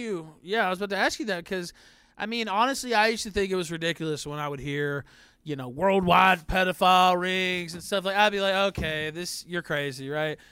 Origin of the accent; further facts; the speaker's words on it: the South, United States; I'm from the South.